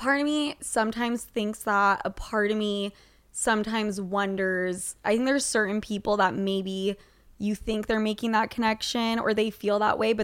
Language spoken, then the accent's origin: English; Utah, United States; moved away as an adult; I grew up in Utah